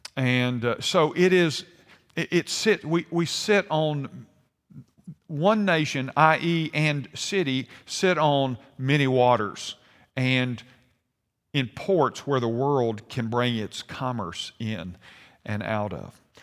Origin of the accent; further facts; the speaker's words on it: United States; I was born an American